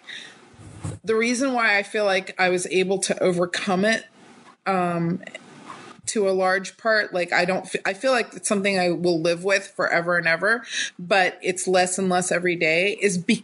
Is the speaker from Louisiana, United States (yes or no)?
no; North Carolina, United States; moved away as an adult; also born or lived in Atlanta, Georgia; now in California, United States; I was born and raised in North Carolina